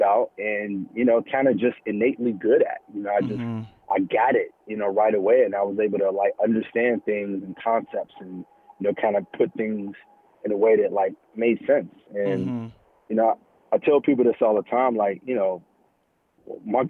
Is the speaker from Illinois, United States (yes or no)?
yes; Chicago, Illinois, United States; now in New York, United States; I was born and raised in Chicago